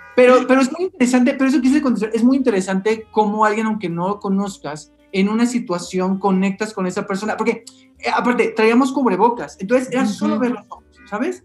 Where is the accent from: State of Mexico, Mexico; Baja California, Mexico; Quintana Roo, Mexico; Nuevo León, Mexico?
Baja California, Mexico; Mexicali; moved away as an adult; now in Mexico City, Mexico; yo soy de Mexicali y llegué a la Ciudad de México en el, 2000